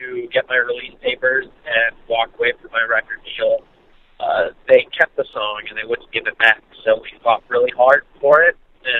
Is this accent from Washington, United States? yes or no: no; Santa Cruz, California, United States; growing up in Santa Cruz, California